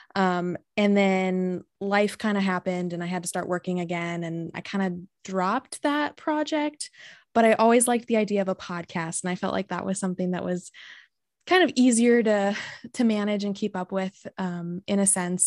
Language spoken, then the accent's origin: English; San Diego, California, United States; moved away as an adult; now in Michigan, United States; I'm from San Diego